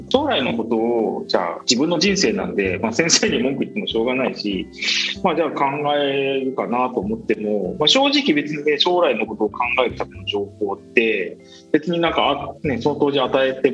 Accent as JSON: {"language": "Japanese", "region": "Miyazaki", "country": "Japan", "tie": "born or raised there", "said": "僕はですね元と出身の宮崎で宮崎県のまあ硬い中でまあ、育ったんですけど"}